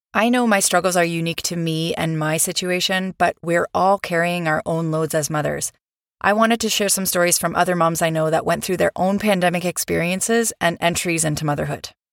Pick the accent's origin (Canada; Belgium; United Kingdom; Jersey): Canada; moved away; also born or lived in Europe / Vancouver, Canada; I'm Canadian